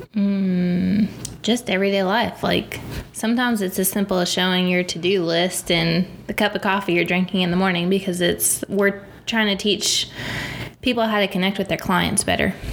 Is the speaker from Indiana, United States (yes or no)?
no; upstate New York, United States; moved away as an adult; also born or lived in West Virginia / Boone, North Carolina; I'm from the great state of New York, upstate New York